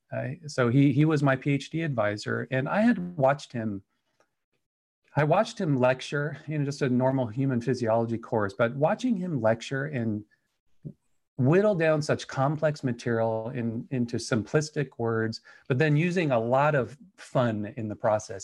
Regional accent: Anaheim, California, United States; moved away as an adult; now in Idaho, United States; I was born in Anaheim, California, and then, uh, you know, did the, the linear path all the way to the University of California at Riverside

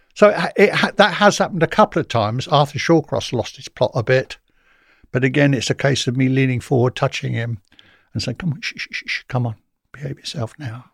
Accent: Portsmouth, South East England, United Kingdom; I come from Portsmouth

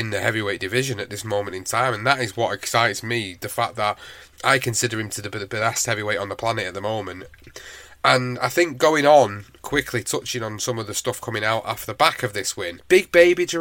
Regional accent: United Kingdom; as a British fan

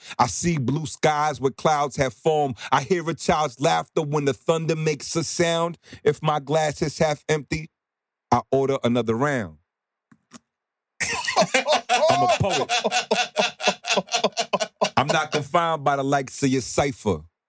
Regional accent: Bronx, New York, United States; growing up in New York, in the Bronx, you blend cultural identities.

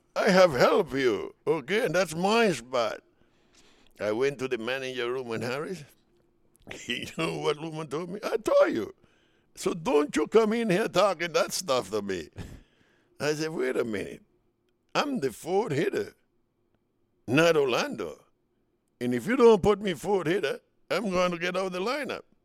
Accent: Dominican Republic; moved away as an adult; now in United States; we come from the United St-, from the Dominican Republic, Latin players, to the United States

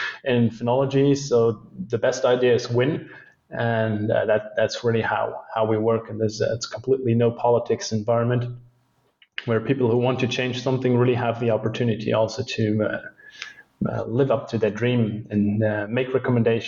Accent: Luxembourg; It's my home country. I was born and raised here

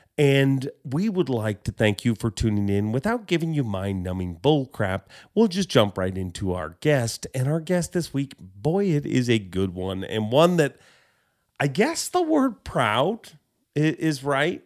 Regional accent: Canada; as a Canadian and having an oddball job at Bass

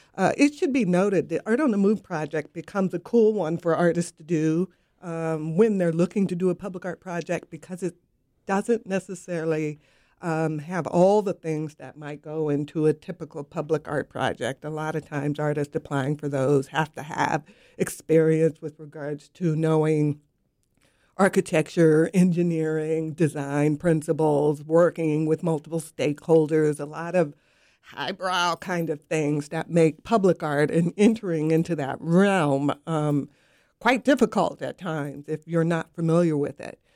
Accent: West Coast, United States; now in Raleigh, United States; I'm from the West Coast

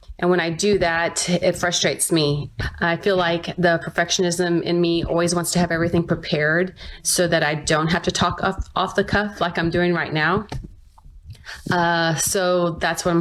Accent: Spring Branch, Texas, United States; I'm from Spring Branch, Texas.

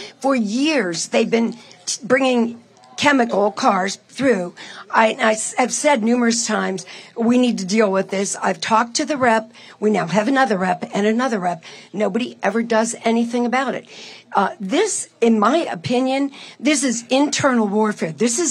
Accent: Pittsburgh, Pennsylvania, United States; I'm from Pittsburgh.

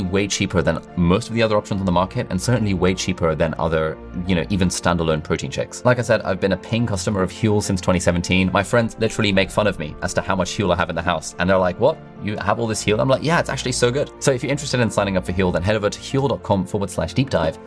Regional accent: Pakistan; I'm from Pakistan

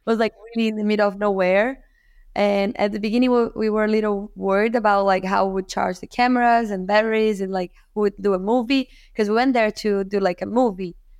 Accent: Rio de Janeiro, Brazil; I'm from Rio, from Brazil

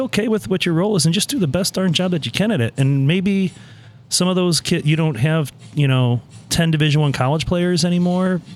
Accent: St. Louis, Missouri, United States; moved away as an adult; now in East Lansing, United States; somebody growing up in St. Louis

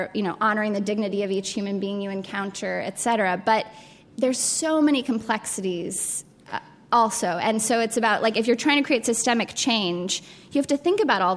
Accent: Colorado Springs, Colorado, United States; I grew up in Colorado Springs, Colorado, which is a really religiously conservative town

